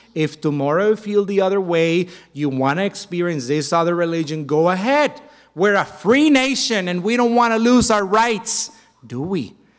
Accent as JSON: {"language": "English", "country": "Mexico", "said": "my home country of Mexico"}